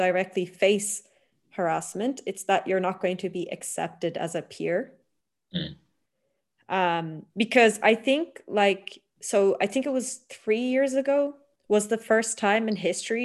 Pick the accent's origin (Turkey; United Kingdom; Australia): Turkey; now in Italy; I'm from Turkey